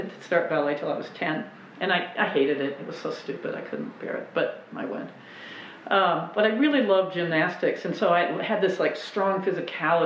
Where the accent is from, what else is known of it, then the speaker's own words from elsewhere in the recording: Minnesota, United States; moved away as an adult; also born or lived in Chicago; I'm from Minnesota